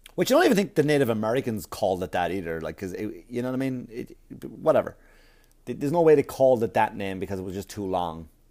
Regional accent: Wexford, Leinster, Ireland; Wexford, Wexford, Ireland, my hometown.

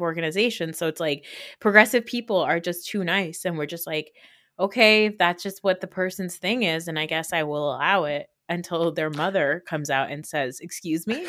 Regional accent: United States; also born or lived in Saudi Arabia; coming to America, as, like, a little fat girl

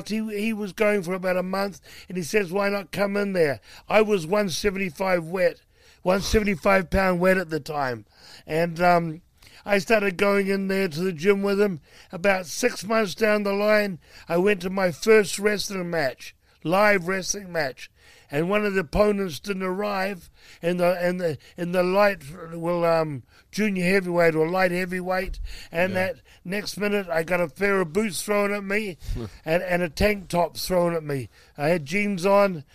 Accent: Lower Hutt, Wellington, New Zealand; moved away as an adult; now in United States; I was born in a town called Lower Hutt, New Zealand. It's a suburb of the capital, Wellington.

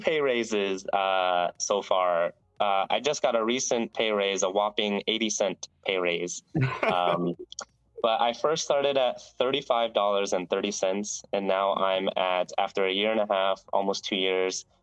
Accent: Phoenix, Arizona, United States; moved away as an adult; now in Seattle, United States; I'm from Phoenix, Arizona, so I've been West Coast most of my life.

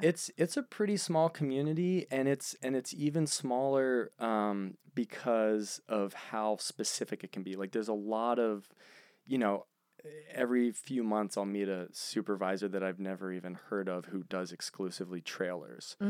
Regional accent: Philadelphia, Pennsylvania, United States; I'm from Philadelphia.

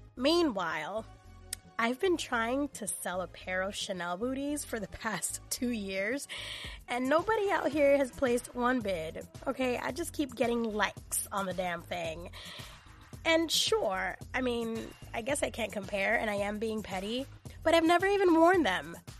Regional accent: New York City, New York, United States; as a girl and as a young woman growing up in the Bronx.

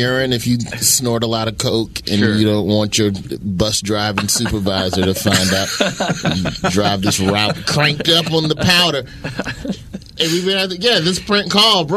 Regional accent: the South, United States; moved away; I grew up in the South

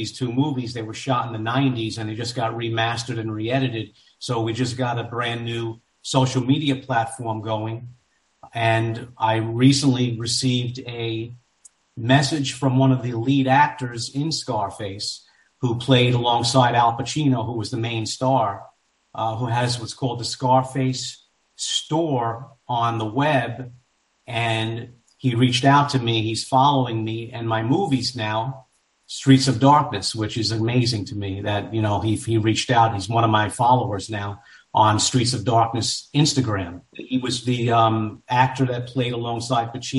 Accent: New York City, New York, United States; I grew up in New York. I grew up in Queens, New York, kind of a rough area.

